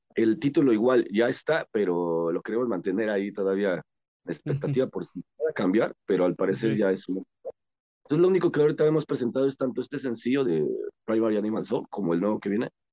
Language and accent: Spanish; Mexico; somos mexicanos